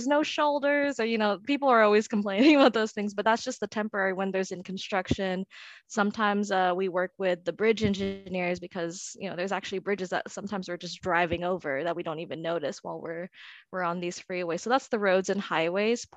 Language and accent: English; San Diego, California, United States; I'm from San Diego